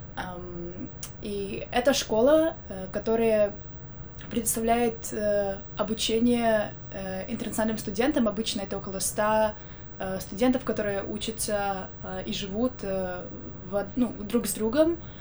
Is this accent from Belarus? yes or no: yes; Minsk, Belarus; also born or lived in Armenia / Ecuador; now in United States; Я из Минска, из Беларуси